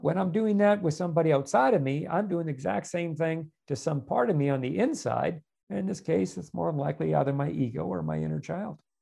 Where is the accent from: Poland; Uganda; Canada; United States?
Canada; moved away; I'm originally a Canadian as well